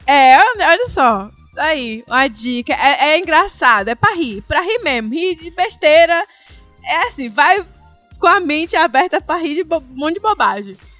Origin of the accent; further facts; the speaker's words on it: Northeast Region, Brazil; eu, … e …, Nordeste